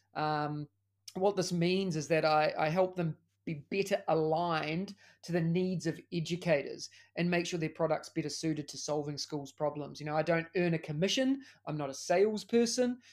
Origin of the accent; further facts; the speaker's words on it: New Zealand; moved away as an adult; now in Singapore; As you can tell by the accent, I'm also from New Zealand